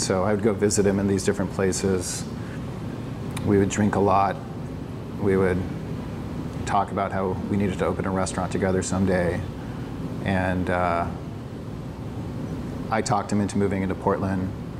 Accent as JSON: {"language": "English", "country": "Philippines", "tie": "born or raised there", "also_born_or_lived": "Afghanistan / United States", "said": "so my parents were missionaries. I grew up in the Philippines. Before that, in the 80s, my dad had bought a tent and he did evangelistic crusades throughout the United States. Prior to that, we were in Afghanistan when the Russians invaded."}